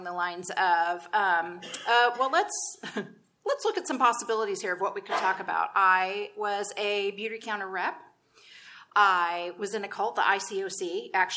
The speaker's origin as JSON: {"language": "English", "region": "Texas", "country": "United States", "tie": "born or raised there", "said": "I was raised in Texas, where there's a church on every corner"}